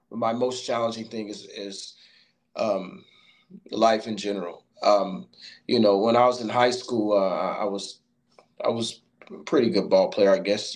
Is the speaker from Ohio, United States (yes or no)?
yes; Middletown, Ohio, United States; also born or lived in Hamilton, Ohio; I'm from Middletown, Ohio, uh, by way of Hamilton. Currently been here for approximately 12 years